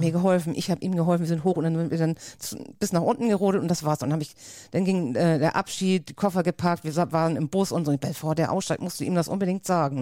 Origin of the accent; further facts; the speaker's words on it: Schleswig-Holstein, Germany; accent: norddeutsch; also born or lived in Lübeck; ich komme aus Schleswig-Holstein, liegt ja ganz dicht bei Hamburg